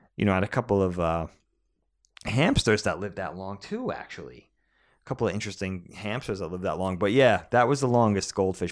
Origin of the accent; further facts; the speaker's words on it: Medford, New York, United States; also born or lived in Nassau County, New York; growing up in Medford on Long Island when we were little